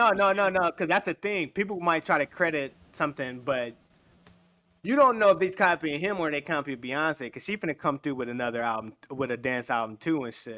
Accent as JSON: {"language": "English", "town": "Chicago", "region": "Illinois", "country": "United States", "said": "I'm from Chicago too"}